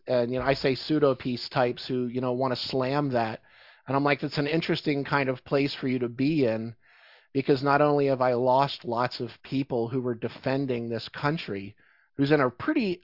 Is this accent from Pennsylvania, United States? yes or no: yes; Philadelphia, Pennsylvania, United States; I grew up in Philadelphia, so that's like my, that's my childhood